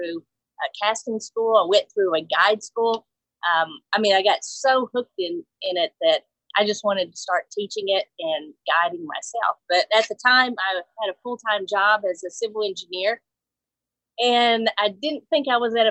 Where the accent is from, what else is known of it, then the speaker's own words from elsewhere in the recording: Mobile, Alabama, United States; also born or lived in Nashville, Tennessee / West Coast; I was born in Mobile, Alabama, and I've been in the South, you know, for as long as I can remember.